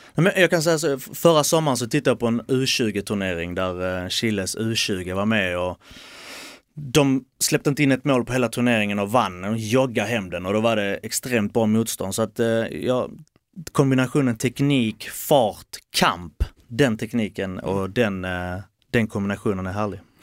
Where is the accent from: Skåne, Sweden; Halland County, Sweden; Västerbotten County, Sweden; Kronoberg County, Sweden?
Skåne, Sweden; Malmö; moved away as an adult; also born or lived in south of Helsingborg; now in near Helsingborg, Sweden; Malmö är ju hemma. Det är där jag är uppväxt, det är där jag är född.